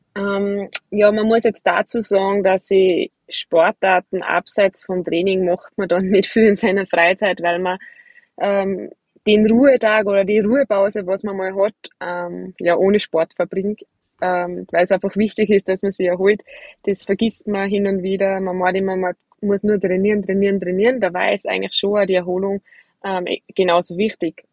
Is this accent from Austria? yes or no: yes; Austria; bei uns in Hochfilzen